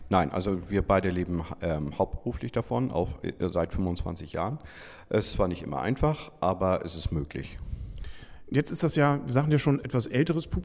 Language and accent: German; Kiel, Schleswig-Holstein, Germany; Ich bin Kieler und äh, also ich bin in Kiel geboren und dann die ersten fünf Jahre hier gewesen, dann 15 Jahre außerhalb und äh, jetzt seit ähm, seitdem ich 20 bin, wieder hier, also 27 Jahre.